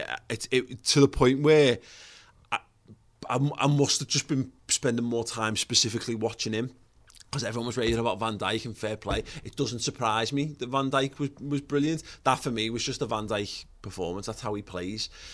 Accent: Liverpool, North West England, United Kingdom; We grew up in Liverpool

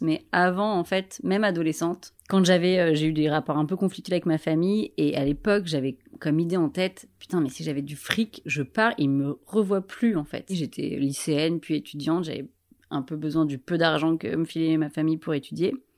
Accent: Paris, Île-de-France, France; je suis parisienne

